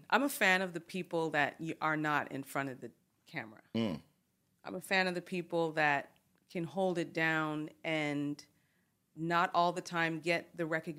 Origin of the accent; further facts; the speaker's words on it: Canada; And as a Canadian, that's kind of the the duality of mm-hmm. it.